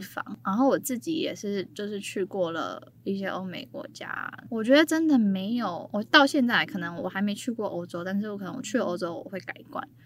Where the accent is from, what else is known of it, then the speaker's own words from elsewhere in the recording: Taiwan; also born or lived in South Africa; 我是台湾人